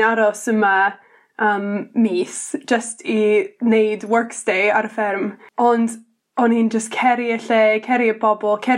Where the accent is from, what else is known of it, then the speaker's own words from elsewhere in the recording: Indiana, United States; Welsh is a second language; moved away as an adult; now in Pentraeth, United Kingdom; nes i tyfu fan ni yn Indiana, yn y, wel, canol um